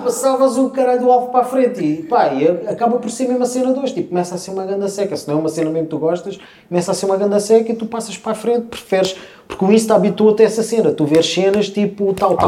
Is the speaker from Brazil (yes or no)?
no; Portugal; Ah, somos de Portugal